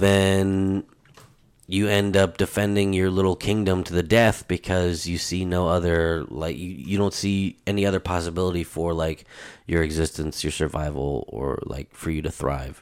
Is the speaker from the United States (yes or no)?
yes; United States; as an American, as a United States citizen, and, um, you know, living within that culture